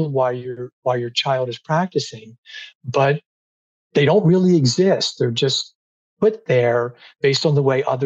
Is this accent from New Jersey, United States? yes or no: yes; near Atlantic City, New Jersey, United States; where I grew up in South Jersey by Atlantic City